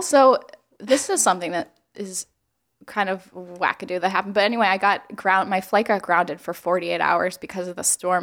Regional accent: Alabama, United States; moved away; I was born in Alabama

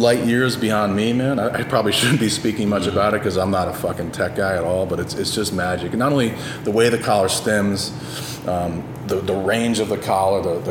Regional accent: United States; accent: Yankee; now in Tennessee, United States; I moved up to Tennessee where I'm a fucking Yankee. They hear my fucking Yankee accent.

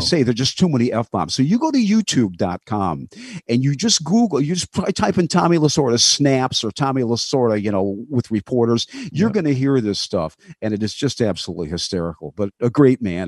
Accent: Detroit, Michigan, United States; I met Van Patrick, who was a hero of mine, broadcasting hero growing up in Detroit.

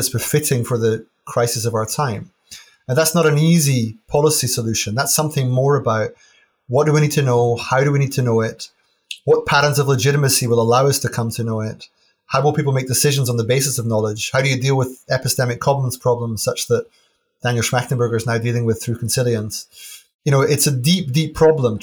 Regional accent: Aberdeen, Scotland, United Kingdom; I grew up in Aberdeen

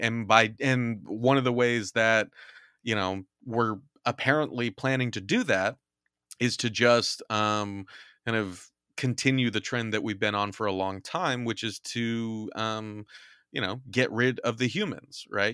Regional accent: California, United States; moved away; my home state is burning

